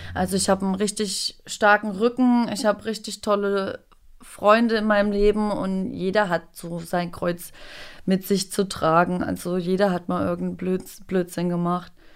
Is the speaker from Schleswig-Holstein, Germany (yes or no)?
no; Thuringia, Germany; now in Berlin, Germany; in Thüringen, auf einem kleinen Dorf mit nicht mal 2000 Einwohnern.